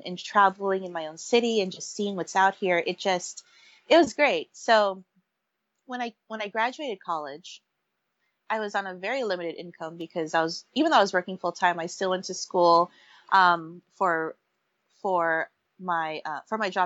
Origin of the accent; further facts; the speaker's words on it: San Francisco, California, United States; also born or lived in Pangasinan, Philippines (family origin); I was raised here in San Francisco